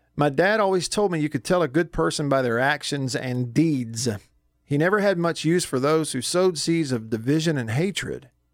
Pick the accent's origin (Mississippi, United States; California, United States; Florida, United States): Mississippi, United States; Tupelo; I am from Tupelo.